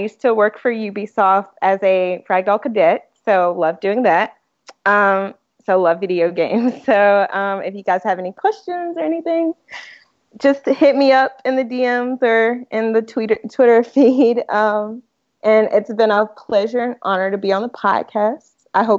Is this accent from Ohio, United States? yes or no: no; Mississippi, United States; moved away as an adult; now in California, United States; So I recently moved to California, actually, but I was born and raised in the South. I'm from Mississippi. Hence the accent if you guys hear me say y'all.